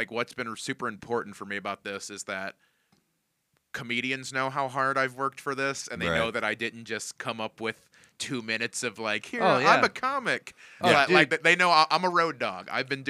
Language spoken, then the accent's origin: English; Indiana, United States; So I grew up in Northwest Indiana, so I'm a Cubs fan.